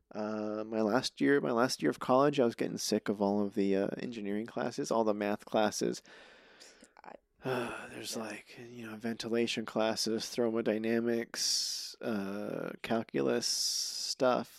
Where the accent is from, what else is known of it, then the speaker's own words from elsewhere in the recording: Reno, Nevada, United States; moved away as an adult; also born or lived in Albuquerque, New Mexico / Chama, New Mexico / Winnemucca, Nevada; now in Los Angeles, United States; I grew up in Reno, um, all the way through college